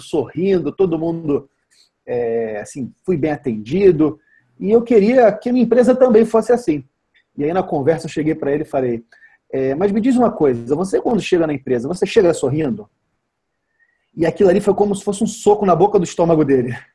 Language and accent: Portuguese; Vitória, Espírito Santo, Brazil; eu sou de Vitória, no Espírito Santo